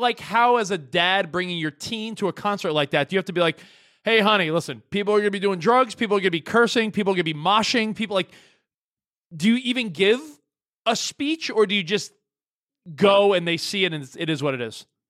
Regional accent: New York, United States; now in Los Angeles, United States; I grew up in New York and I live in L

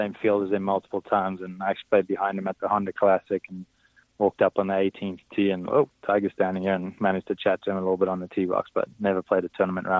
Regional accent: South Africa; growing up in South Africa. That's what we watch on TV.

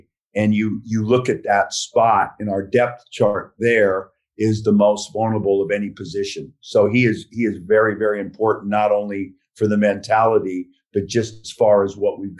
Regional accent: Glendale, California, United States; It was our area, Glendale, La Crescenta, and we were an all-white school.

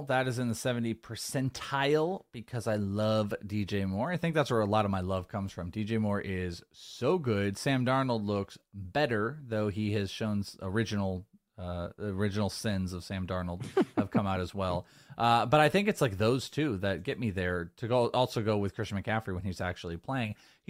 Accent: Wales, United Kingdom; I'm Welsh.

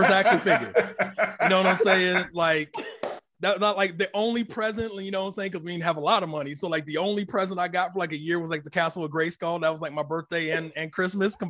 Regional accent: Akron, Ohio, United States; also born or lived in Columbus, Ohio; born in Akron, Ohio. I've been living in Columbus, you know, since like my early teenage years.

